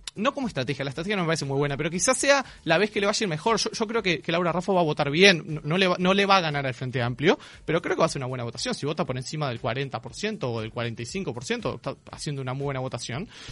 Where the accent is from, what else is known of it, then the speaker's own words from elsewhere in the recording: Montevideo, Uruguay; Los montevideanos y las montevideanas